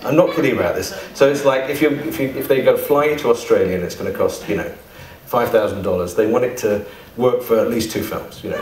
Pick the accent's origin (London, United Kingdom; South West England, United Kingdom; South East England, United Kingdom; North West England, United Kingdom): South East England, United Kingdom; East Sussex; I came from the East. far, far east. Um, east Sussex